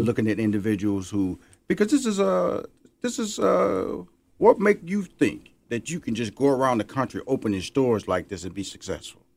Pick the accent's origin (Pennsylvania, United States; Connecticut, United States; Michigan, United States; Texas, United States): Texas, United States; Houston; now in Atlanta, United States; Houston, Texas, my hometown